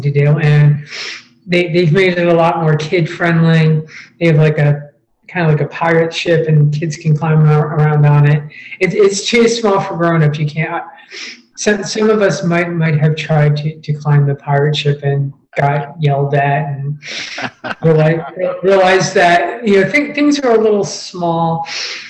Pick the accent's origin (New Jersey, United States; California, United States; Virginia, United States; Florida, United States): New Jersey, United States; Colts Neck; moved away as an adult; now in Pittsburgh, United States; I grew up in Monmouth County